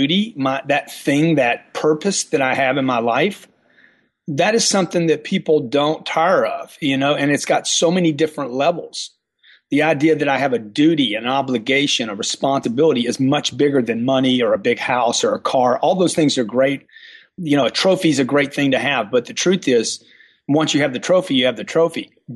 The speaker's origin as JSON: {"language": "English", "region": "Louisiana", "country": "United States", "moved": "yes", "said": "I came from Louisiana"}